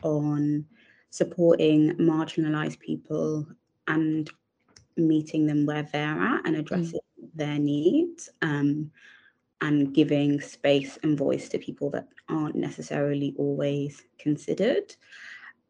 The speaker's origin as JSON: {"language": "English", "region": "England", "country": "United Kingdom", "said": "I am British Nigerian"}